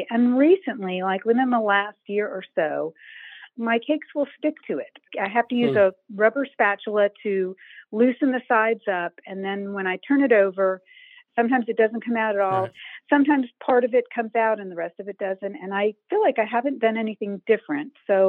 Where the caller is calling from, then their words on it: Augusta, Georgia, United States; Augusta, Georgia.